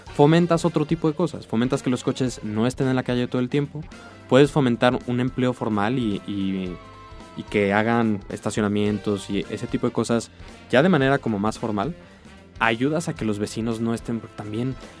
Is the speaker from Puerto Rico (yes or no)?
no; Mexico